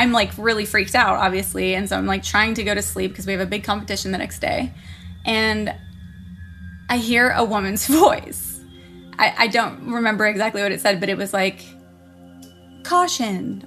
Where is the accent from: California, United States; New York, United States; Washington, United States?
Washington, United States; Seattle; now in Los Angeles, United States; I grew up in the Seattle area